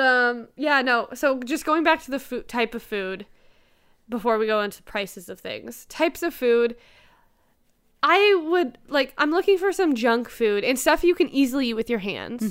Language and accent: English; Toronto, Ontario, Canada; I'm from Toronto. I live, like, twenty minutes from Apocalypse.